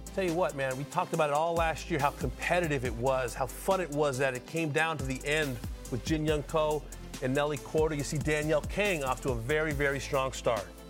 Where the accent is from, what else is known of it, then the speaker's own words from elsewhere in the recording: Los Angeles, California, United States; I'm from Van Nuys, a couple hours away